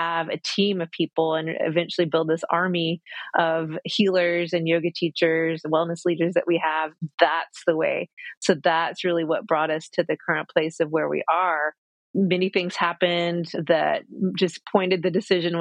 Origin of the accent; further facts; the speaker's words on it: Cochiti Pueblo, New Mexico, United States; moved away; also born or lived in Atlanta; growing up on the Pueblo in our ceremony